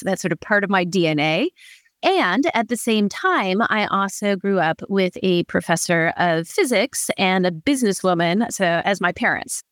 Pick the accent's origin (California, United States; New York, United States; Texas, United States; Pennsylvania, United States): California, United States; Berkeley; I grew up in Berkeley, California.